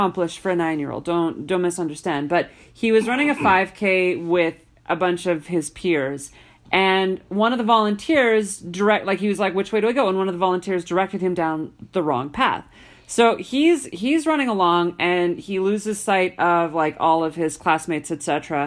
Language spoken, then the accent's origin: English; Alberta, Canada; growing up in Alberta